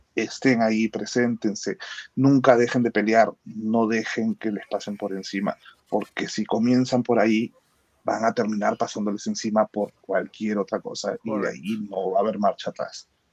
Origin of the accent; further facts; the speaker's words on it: Peru; soy el único peruano